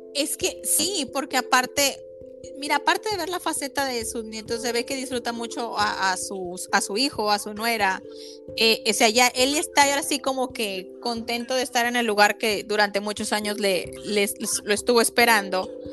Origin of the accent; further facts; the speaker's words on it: Mexico; yo como mexicana